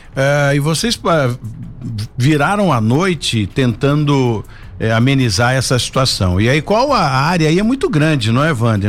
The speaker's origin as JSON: {"language": "Portuguese", "town": "São José dos Campos", "region": "São Paulo", "country": "Brazil", "tie": "born or raised there", "said": "eu sou nascido e criado aqui em São José. Então, essa é a minha cidade"}